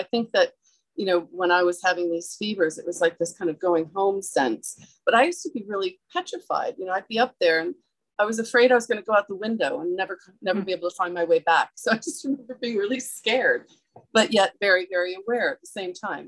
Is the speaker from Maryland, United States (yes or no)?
yes; Maryland, United States; also born or lived in New York / England; Well, I'm from New England, Maryland and New York, but primarily Maryland, but I lived in England for many years.